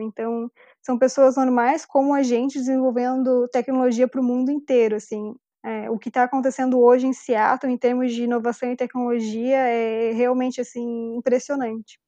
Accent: Brazil

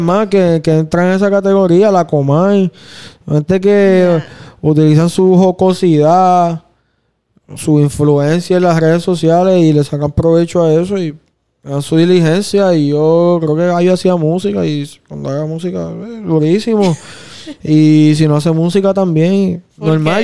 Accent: Puerto Rico; Yo soy bien fanático de, de ser bien puertorriqueño

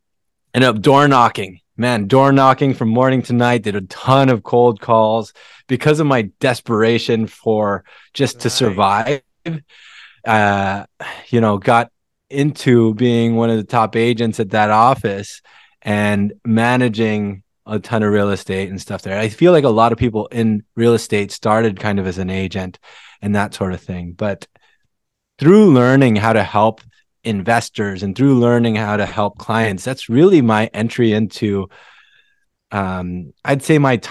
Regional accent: Philippines; moved away; I came from the Philippines with an immigrant family, and my dad was really the breadwinner for the family.

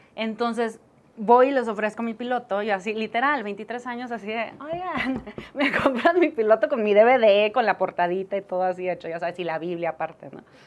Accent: Chihuahua, Mexico; also born or lived in Monterrey; now in Mexico City, Mexico; Yo soy de Chihuahua. Entonces, como buena provinciana, desde chiquita siempre decía que quería hacer tele.

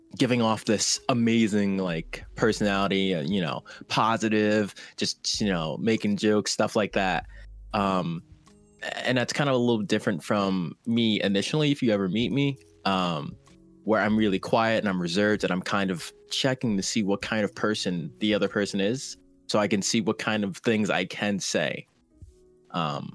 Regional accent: New Jersey, United States; now in California, United States; Originally, I'm from New Jersey, but I currently reside in California.

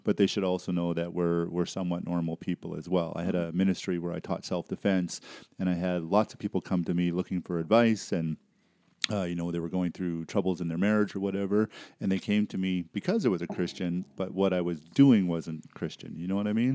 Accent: Surrey, British Columbia, Canada; moved away; I grew up in, uh, Surrey, B C

